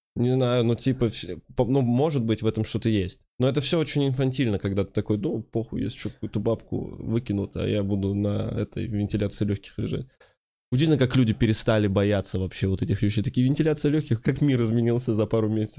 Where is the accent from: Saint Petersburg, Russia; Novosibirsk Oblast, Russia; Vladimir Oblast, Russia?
Vladimir Oblast, Russia; Kovrov; moved away